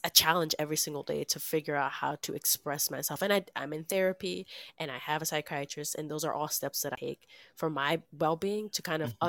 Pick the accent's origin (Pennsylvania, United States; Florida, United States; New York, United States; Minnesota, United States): New York, United States; New York City; now in Long Island, United States; I was born in the Bronx. I live in Long Island now